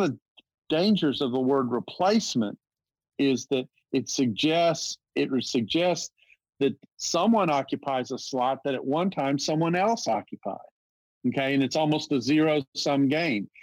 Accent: the South, United States; I'm from the South

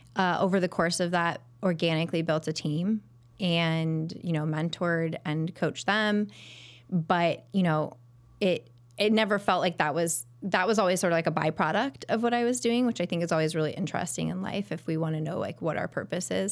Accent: Pasadena, California, United States; moved away as an adult; also born or lived in Ohio; now in Chicago, United States; I grew up in California area, right outside of Pasadena

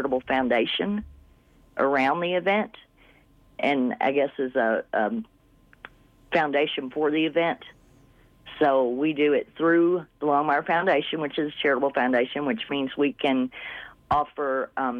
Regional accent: northeast Arkansas, United States; moved away as an adult; also born or lived in Rapid City, South Dakota; now in Buffalo, United States; I came from a small town in northeast Arkansas

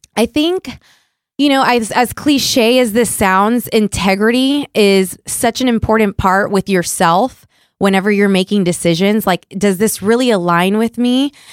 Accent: Puerto Rico; moved away; I'm originally from Puerto Rico

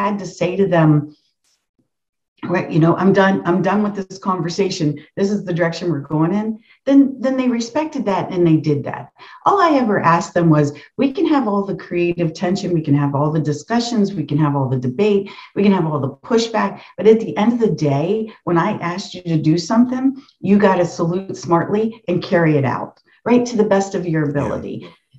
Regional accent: the North, United States; I grew up in the North

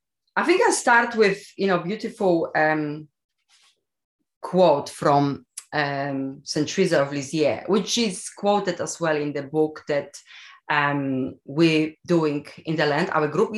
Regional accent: Poland; English is a second language; I am from Poland, yes.

